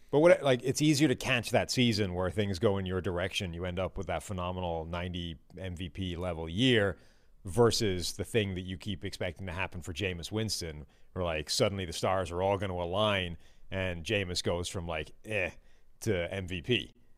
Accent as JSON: {"language": "English", "country": "Ireland", "said": "I'm Irish"}